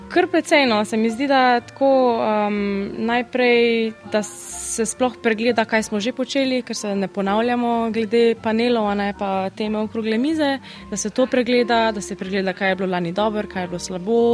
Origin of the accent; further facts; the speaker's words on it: Slovenia; moved away as an adult; also born or lived in England; Slovenci imamo, sicer smo mehni, ampak mi imamo izredno razgibano državo